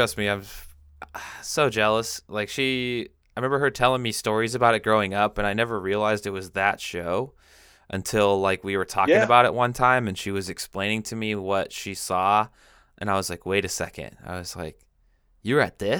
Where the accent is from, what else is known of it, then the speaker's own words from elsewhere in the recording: Pacific Northwest, United States; I'm from the Pacific that's, Northwest